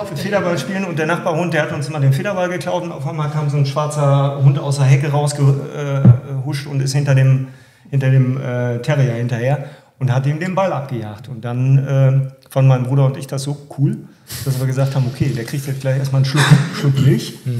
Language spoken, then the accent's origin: German; Warendorf, North Rhine-Westphalia, Germany; Wir kommen aus Warndorf äh, und sind Nordrhein-Westfalen